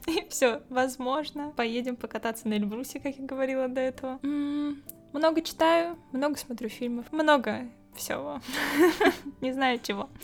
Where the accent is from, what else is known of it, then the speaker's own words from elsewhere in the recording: Kemerovo, Kemerovo Oblast, Russia; moved away as an adult; now in Saint Petersburg, Russia; Я из Сибири, небольшого города Кемерово